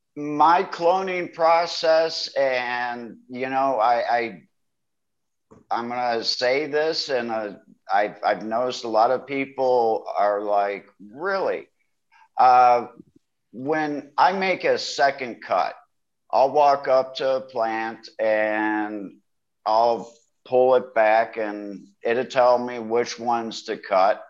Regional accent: Ohio, United States; moved away as an adult; also born or lived in Michigan / Cleveland, Ohio; now in Thailand; I am from Ohio, but I did live in Michigan for quite a few years before moving here to Thailand

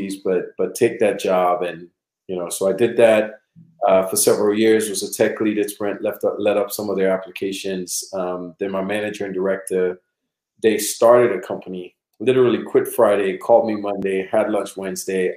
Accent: Trinidad & Tobago; now in United States; I'm originally from Trinidad and Tobago, born and raised.

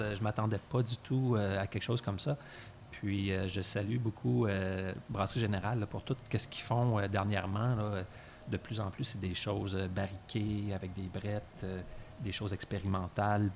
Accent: Quebec City, Quebec, Canada; moved away; je viens aussi de Québec à l'origine

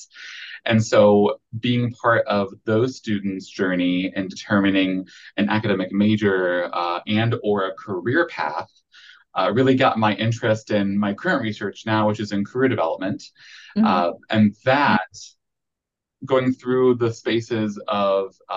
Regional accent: Akron, Ohio, United States; moved away as an adult; now in Central Arkansas, United States; I'd spent a majority of my life in Akron, Ohio

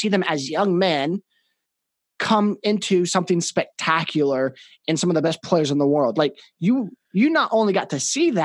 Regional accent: Kansas, United States; now in Oklahoma City, United States; I'm from Kansas.

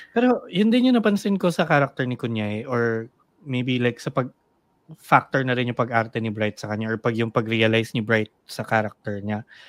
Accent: Philippines; as a Filipino in the community

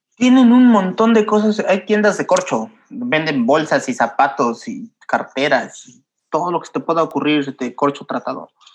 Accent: Mexico; moved away as an adult; now in Lisbon, Portugal; yo soy mexicano

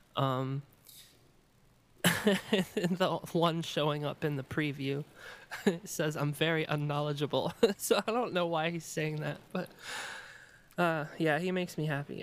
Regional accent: Maryland, United States; born or raised there; moved away as an adult; also born or lived in Chicago

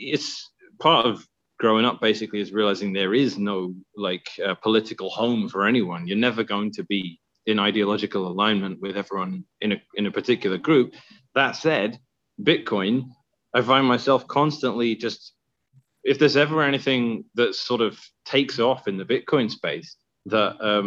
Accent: London, United Kingdom; moved away; I grew up in Southeast London.

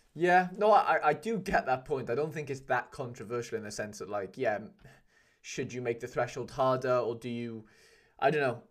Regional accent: Welsh, Wales, United Kingdom; I'm Welsh

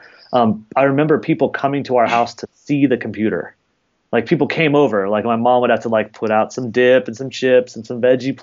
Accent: Fort Collins, Colorado, United States; also born or lived in Washington, D.C.; I grew up in a town called Fort Collins in Colorado.

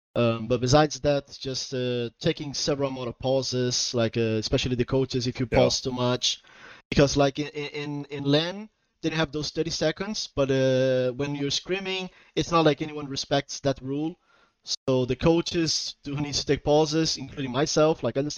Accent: Portugal; also born or lived in Brazil; I'm from Portugal and Brazil, but I'm currently living in Portugal

